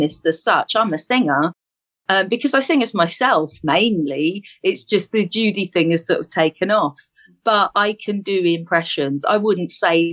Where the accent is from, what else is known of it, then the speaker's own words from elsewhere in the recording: London, United Kingdom; I'm from East London